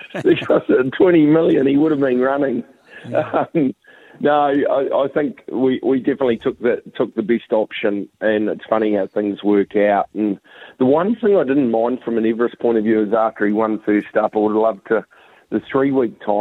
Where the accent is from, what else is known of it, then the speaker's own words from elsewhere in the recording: New Zealand; now in Australia; being a Kiwi